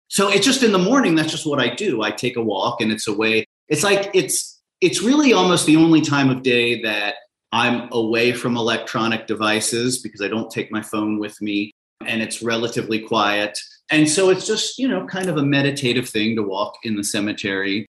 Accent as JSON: {"language": "English", "town": "Cincinnati", "region": "Ohio", "country": "United States", "tie": "born or raised there", "said": "I grew up in Cincinnati, which is a baseball mad city"}